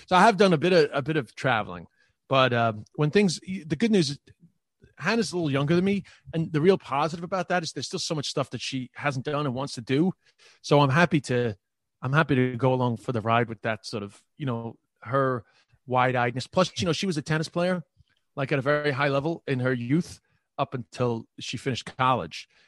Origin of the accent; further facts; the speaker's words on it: New York City, New York, United States; accent: New York; moved away as an adult; also born or lived in Ireland / China; the neighborhood that I grew up with in Queens, Flushing